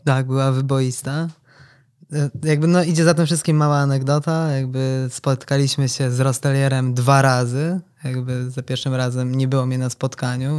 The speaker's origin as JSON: {"language": "Polish", "town": "Toruń", "region": "Kuyavian-Pomeranian Voivodeship", "country": "Poland", "tie": "born or raised there", "said": "urodziłem się w Toruniu"}